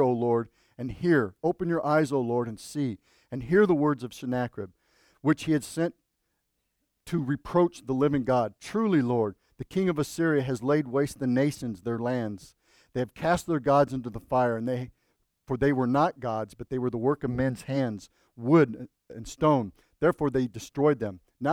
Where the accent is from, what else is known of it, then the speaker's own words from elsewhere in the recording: Buckeye, Arizona, United States; I'm from Buckeye